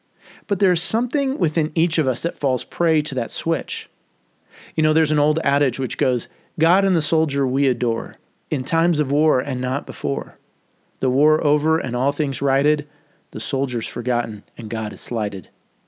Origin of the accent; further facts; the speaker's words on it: Phoenix, Arizona, United States; as a kid growing up in Phoenix, Arizona at the time, we usually rooted for many of the California teams because Phoenix only had a pro basketball team, the Suns.